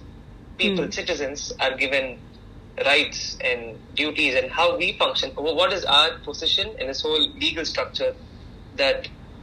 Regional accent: Chennai, Tamil Nadu, India; also born or lived in Bangalore / Delhi; Yeah, so I am a kid who grew up in Chennai. I was born in Chennai, grew up here

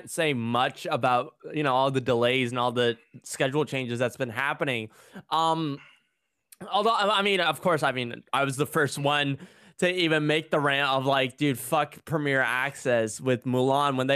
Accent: India; because you know I'm an Indian boy, I gotta watch my IPL.

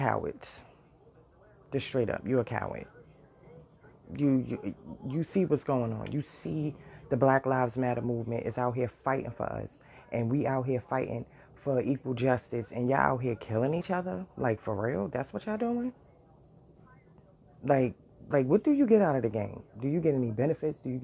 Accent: New York City, New York, United States; I lived in the worst area growing up in Brooklyn and Bed-Stuy

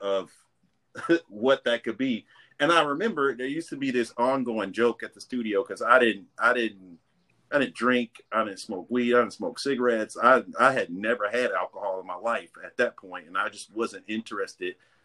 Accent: Maywood, Illinois, United States; I grew up in Maywood

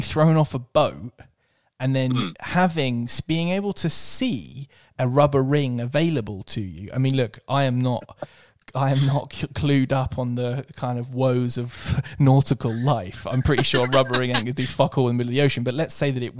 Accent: United Kingdom; I'm too British and polite

